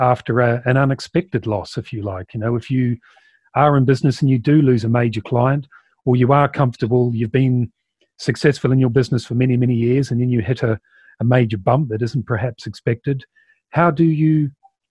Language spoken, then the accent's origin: English; New Zealand; as you can probably pick up, I'm from New Zealand